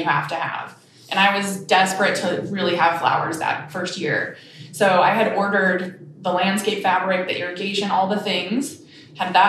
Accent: Eastern Colorado, United States; moved away as an adult; also born or lived in New York / New England; I grew up in Eastern Colorado and I hate the landscape out there.

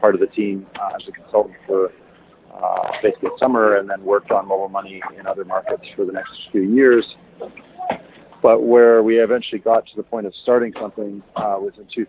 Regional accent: Toronto, Ontario, Canada; now in Kenya; I'm from Toronto originally

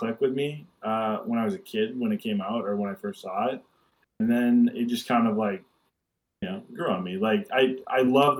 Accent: Fargo, North Dakota, United States; moved away; I am from Fargo

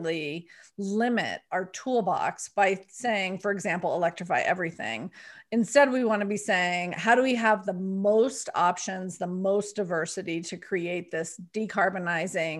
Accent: Colorado, United States; my home state of Colorado

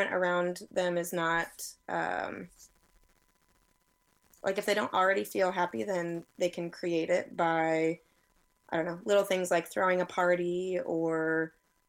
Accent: Noblesville, Indiana, United States; now in Orlando, United States; I'm originally from Indiana, mm-hmm. Noblesville, Indiana. And I now live in Orlando, Florida.

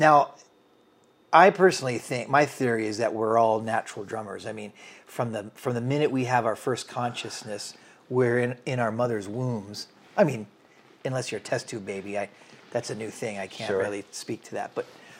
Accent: Washington, United States; also born or lived in Maine / California; I grew up all over the country, Jim. I was born in Maine. We moved to California. My parents got divorced. I was raised in Central Washington State with my mother during the school year.

